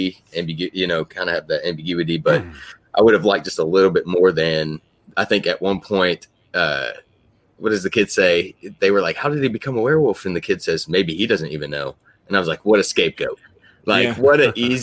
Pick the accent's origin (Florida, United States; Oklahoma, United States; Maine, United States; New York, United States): Oklahoma, United States; I'm from Oklahoma